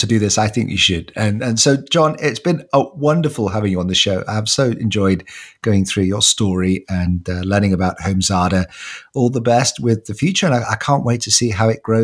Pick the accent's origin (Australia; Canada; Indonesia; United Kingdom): United Kingdom; I am actually British.